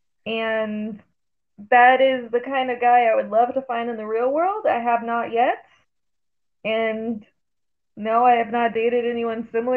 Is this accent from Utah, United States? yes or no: yes; Utah, United States; also born or lived in California; I grew up in Utah, I was originally from California. I was born in California and lived there till I was 9